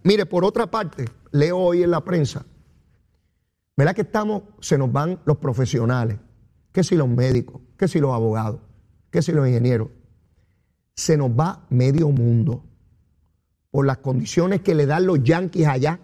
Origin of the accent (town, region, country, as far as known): Puerto Rico